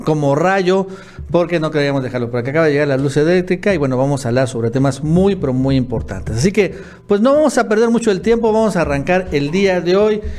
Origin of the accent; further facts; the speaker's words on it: Tabasco, Mexico; yo soy tabasqueño